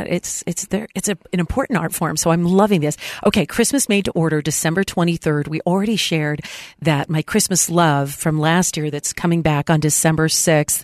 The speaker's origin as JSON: {"language": "English", "town": "San Diego", "region": "California", "country": "United States", "tie": "born or raised there", "moved": "yes", "said": "I just recently traveled to my hometown in San Diego"}